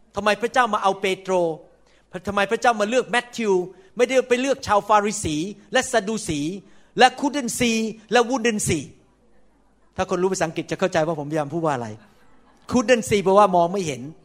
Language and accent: Thai; Thailand; moved away as an adult; now in United States; ผมเป็นคนไทยแน่นอน